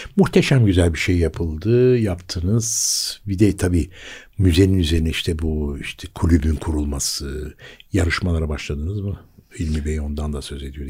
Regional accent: Istanbul, Turkey; bir Bakırköy doğma büyüme birisi olarak

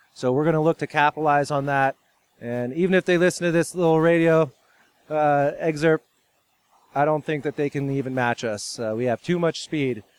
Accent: California, United States; now in Michigan, United States; I'm from California originally, so I grew up there playing water polo

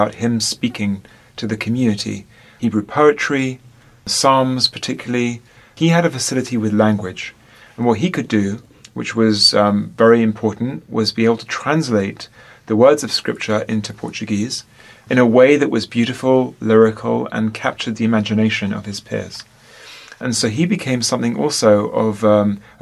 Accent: London, United Kingdom; I am from London, from England

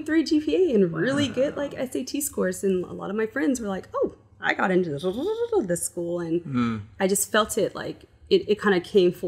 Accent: Bay Area, California, United States; I grew up in the Bay Area too

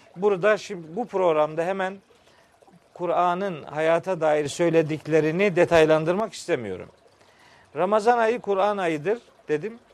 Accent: Çaykara, Trabzon, Turkey; moved away as an adult; now in Samsun, Turkey; ben 1965 yılında Trabzon'un Çaykara ilçesinde dünyaya gelmişim

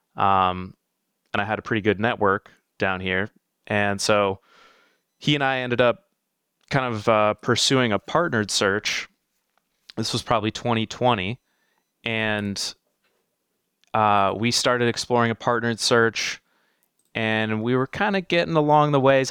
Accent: South Florida, United States; I grew up in South Florida, um, born and raised down here, lived some other places over the years

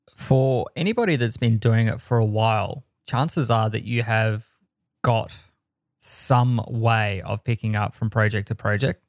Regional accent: Australia; I am the Australian.

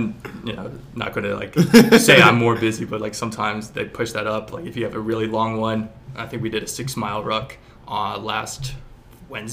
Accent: Culver, Indiana, United States; I'm from Culver, Indiana, this really small town

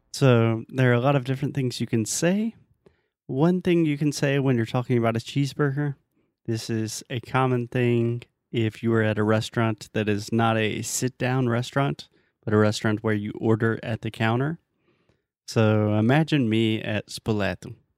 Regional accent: United States; I'm American.

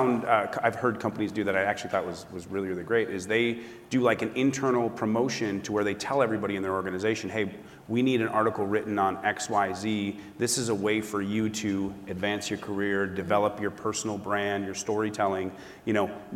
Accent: Minneapolis, Minnesota, United States; moved away; I'm from Minneapolis, so I go back to the University of Minnesota

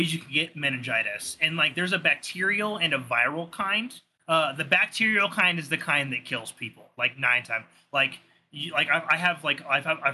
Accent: Southern California, United States; moved away; I'm from Southern California. Was, like, born and raised there.

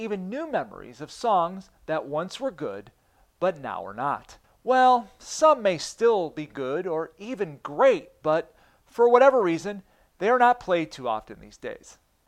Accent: Buffalo, New York, United States; That ain't me. I'm from Buffalo.

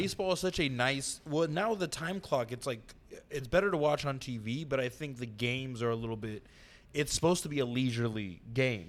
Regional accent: San Diego, California, United States; I'm from San Diego

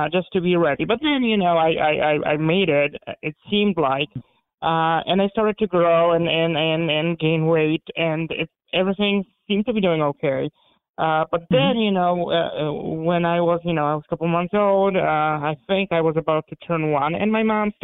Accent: Warsaw, Masovian Voivodeship, Poland; first language Polish; English is a second language; also born or lived in Hungary; now in United States; I was born in Warsaw, Poland. And I grew up in the 80s, right in the middle of communism.

